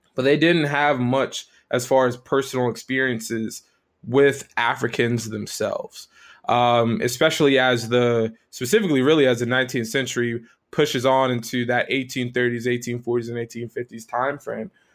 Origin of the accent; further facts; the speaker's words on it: South Florida, United States; moved away; where I grew up uh, was uh, born um, and partially raised in South Florida